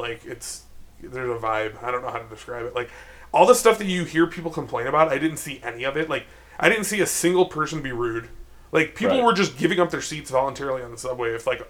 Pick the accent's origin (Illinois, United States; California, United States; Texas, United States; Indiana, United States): Illinois, United States; Chicago; I'm from Chicago.